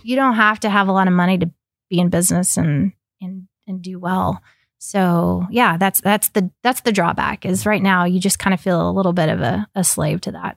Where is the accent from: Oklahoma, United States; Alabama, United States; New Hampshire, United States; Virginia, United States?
Oklahoma, United States; also born or lived in Ecuador; I grew up in Oklahoma